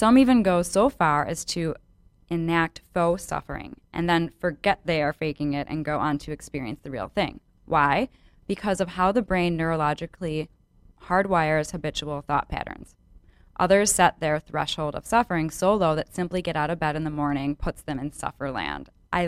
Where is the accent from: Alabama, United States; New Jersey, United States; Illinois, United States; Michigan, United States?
Illinois, United States; Chicago; accent: Chicago; my Chicago accent. It must be because I'm from Chicago.